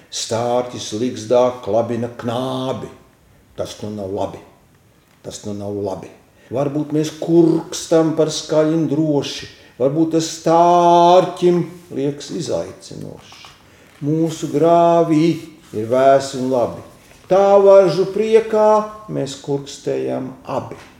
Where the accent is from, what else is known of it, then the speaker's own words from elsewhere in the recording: Kurzeme, Latvia; ne, es ar to ļoti lepojos, ka esmu kurzemnieks.